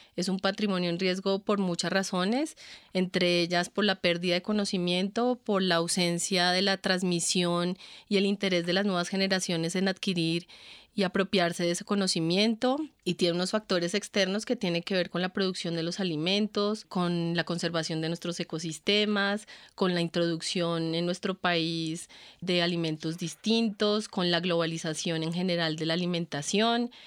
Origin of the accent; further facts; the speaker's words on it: Colombia; lo que somos como colombianos